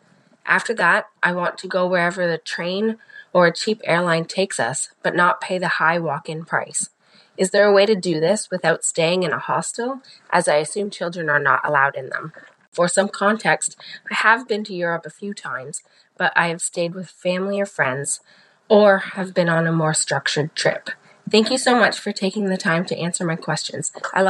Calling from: Butler, Pennsylvania, United States; I am calling from Butler, Pennsylvania.

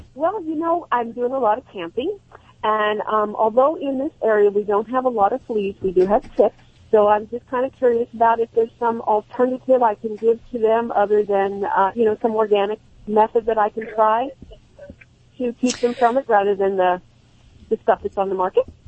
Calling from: Sunriver, Oregon, United States; I am calling from Sun River, Oregon

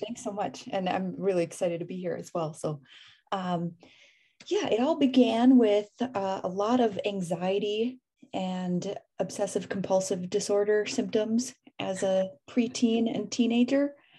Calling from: Oakland, California, United States; Oakland, California. Not at the moment, but typically.

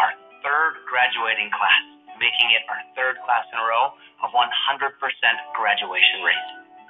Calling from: Ecuador; I'm joining you from Chongqing, Ecuador. In fact, it's Chongqingcito, because it's just outside of Chongqing.

